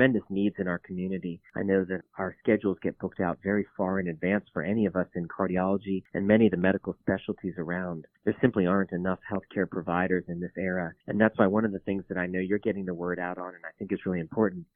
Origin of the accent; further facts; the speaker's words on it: Virginia Beach, Virginia, United States; also born or lived in Tennessee / Minnesota; I grew up in Virginia Beach